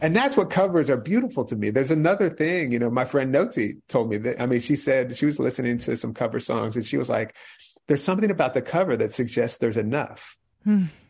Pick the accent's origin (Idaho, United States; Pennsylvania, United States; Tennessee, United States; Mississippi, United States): Pennsylvania, United States; right outside of Philadelphia; moved away; I read in Philly and I grew up right outside of Philly